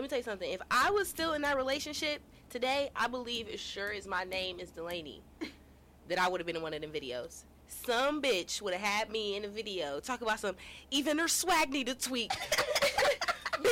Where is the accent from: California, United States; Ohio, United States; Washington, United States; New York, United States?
Ohio, United States; Cleveland; I'm from Cleveland